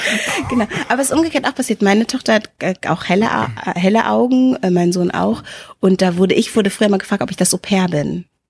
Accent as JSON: {"language": "German", "town": "Hanover", "region": "Lower Saxony", "country": "Germany", "tie": "born or raised there", "also_born_or_lived": "Wendland, Lower Saxony", "said": "ich bin im, bin im Wendland geboren so und bin hier in Linden, in Hannovers Linden aufgewachsen."}